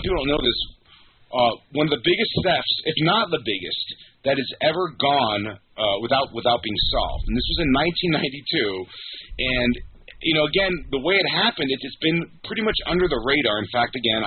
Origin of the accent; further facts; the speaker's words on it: South Florida, United States; I grew up in South Florida